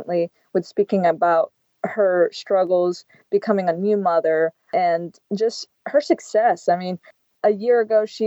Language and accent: English; United States; as an American tennis commentator